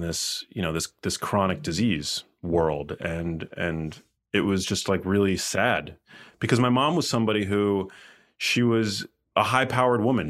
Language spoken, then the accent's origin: English; New York City, New York, United States; moved away as an adult; also born or lived in Miami; I'm from New York City